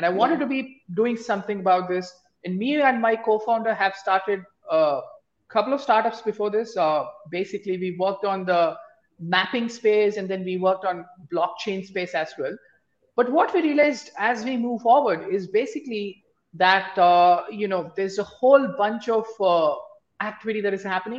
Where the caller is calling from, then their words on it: Bangalore, Karnataka, India; I am dialing in from the cold weather of Bangalore. It's about 10 a.m. now.